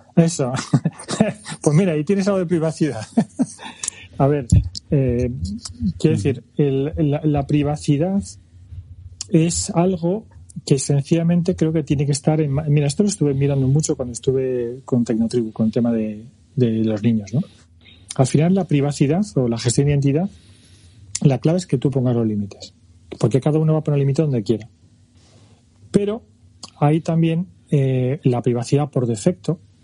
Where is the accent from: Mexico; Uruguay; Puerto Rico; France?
France; moved away; Yo nací en Francia y tengo nacionalidad